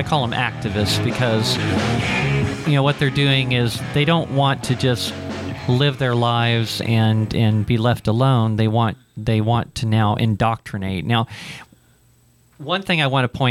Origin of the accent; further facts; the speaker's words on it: Ohio, United States; moved away; I grew up in Ohio